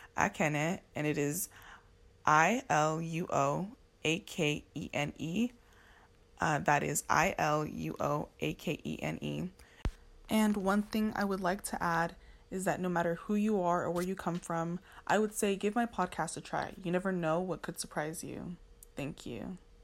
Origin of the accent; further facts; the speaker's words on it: Los Angeles, California, United States; I'm from Los Angeles, California, but I am Nigerian American